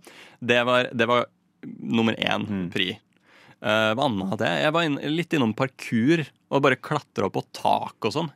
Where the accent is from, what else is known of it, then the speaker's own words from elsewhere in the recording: Lillehammer, Innlandet, Norway; jeg er jo fra Lillehammer.